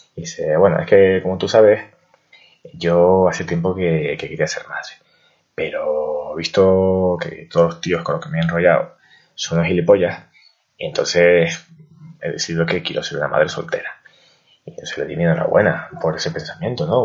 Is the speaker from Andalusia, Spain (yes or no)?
no; Canary Islands, Spain; moved away as an adult; also born or lived in Madrid; soy de Canarias y vengo a estudiar una carrera, a estudiar en Madrid